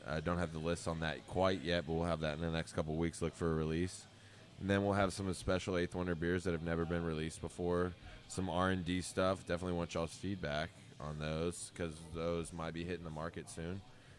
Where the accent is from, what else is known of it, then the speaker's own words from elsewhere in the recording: Boston, Massachusetts, United States; now in Houston, United States; There was a point about 10 years ago where I stopped telling people I was from Boston and I started telling people I'm from Houston.